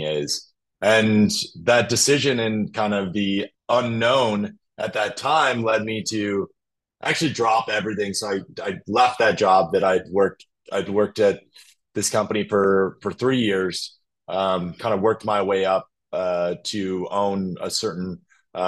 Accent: Minnesota, United States; moved away as an adult; also born or lived in China; I grew up in Minnesota

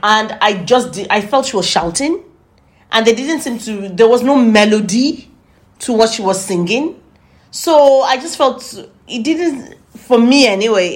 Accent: United Kingdom; we're British

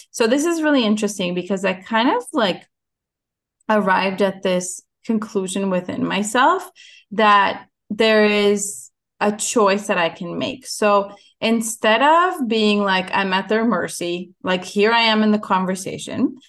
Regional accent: Ukraine; moved away; I was born in Ukraine

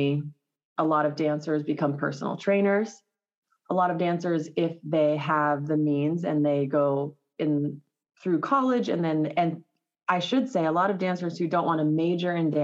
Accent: Los Alamos, New Mexico, United States; also born or lived in California; I grew up in Los Alamos, New Mexico, originally from California

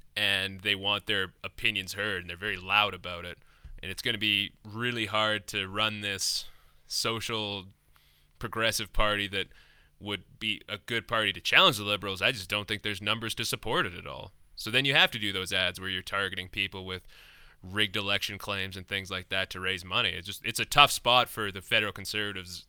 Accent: Lethbridge, Alberta, Canada; moved away; I'm from Lethbridge

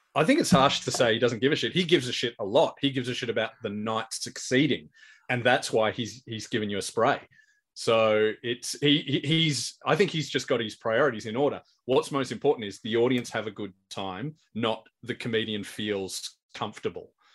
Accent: Australia; here in Australia

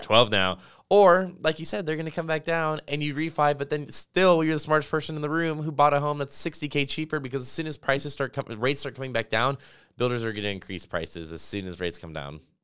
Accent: Las Vegas, Nevada, United States; moved away; I grew up in Las Vegas.

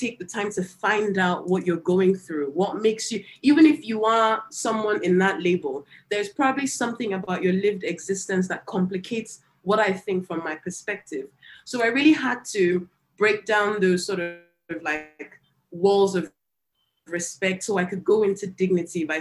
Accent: Nigeria; growing up in Nigeria

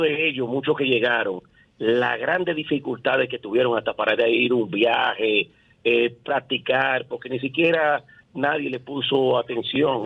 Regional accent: Ensanche Quisqueya, Distrito Nacional, Dominican Republic; me crié aquí en el Sánchez Quisqueya

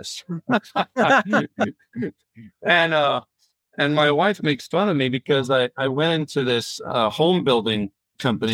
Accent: Florida, United States; I'm originally from Florida, kind of right on the coast, the East Coast. And so growing up kind of in a, our house was located outside of the main town in a more rural place

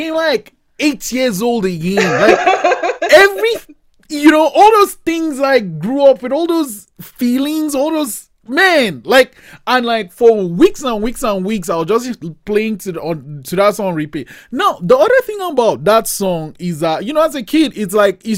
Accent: Nigeria; moved away; also born or lived in Cape Town, South Africa; I grew up in Nigeria, and in Nigeria, we kind of just grew up with reggae music.

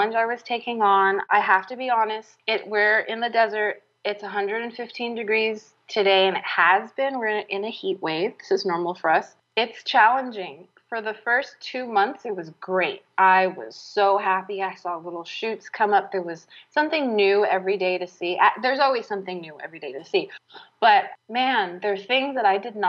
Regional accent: San Francisco, California, United States; moved away; I grew up in the city. I grew up in San Francisco, where we didn't have any garden space.

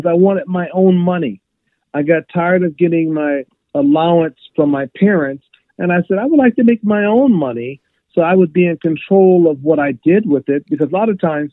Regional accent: Webster Groves, Missouri, United States; growing up in St. Louis

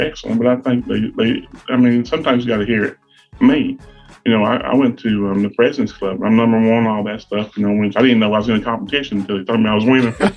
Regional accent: Grundy, Virginia, United States; I come from Grundy, Virginia. It's a little coal mining town.

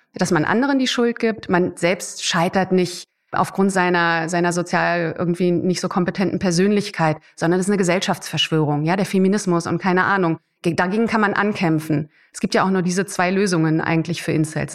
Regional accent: Germany; bei uns in Deutschland

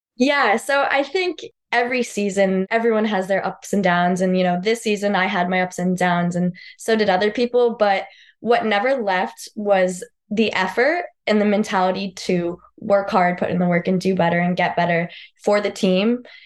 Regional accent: Southington, Connecticut, United States; moved away; I grew up in Southington, Connecticut. I lived there my whole life

